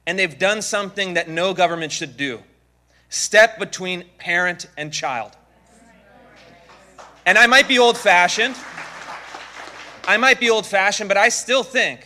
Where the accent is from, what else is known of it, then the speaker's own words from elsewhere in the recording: Seattle, Washington, United States; I come from the Seattle, Washington area in the slightly less free state of Washington.